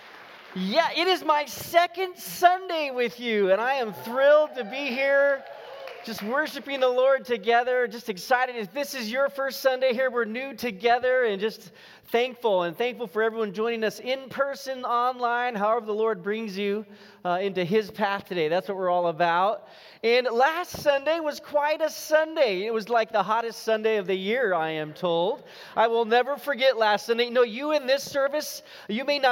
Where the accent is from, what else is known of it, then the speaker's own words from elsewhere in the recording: Los Gatos, California, United States; the high school I grew up in Los Gatos in Northern California